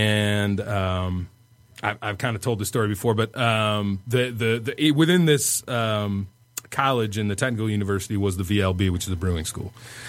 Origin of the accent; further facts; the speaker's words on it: Central Michigan, United States; also born or lived in Germany; I came from Central Michigan initially anyway.